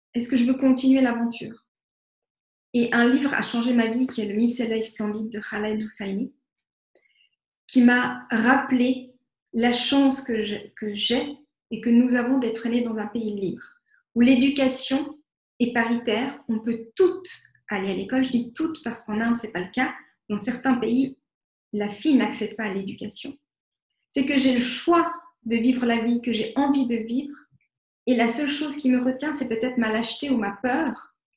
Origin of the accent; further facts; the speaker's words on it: Vevey, Vaud, Switzerland; je viens de Vevey